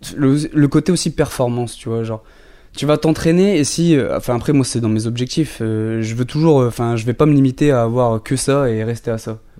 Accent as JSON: {"language": "French", "area": "Esquelbecq, near Wormhout", "region": "Hauts-de-France", "country": "France", "moved": "as an adult", "lives_now": "Dunkirk, France", "said": "je viens, bah, en vrai, je viens pas vraiment de Dunkerque. Moi, je viens d'un, village Skelbeck à côté, bah, près de Warmouth"}